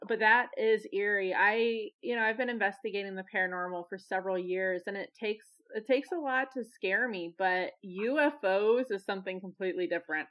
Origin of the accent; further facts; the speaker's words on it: Pueblo, Colorado, United States; now in North Carolina, United States; my hometown of good old Pueblo, Colorado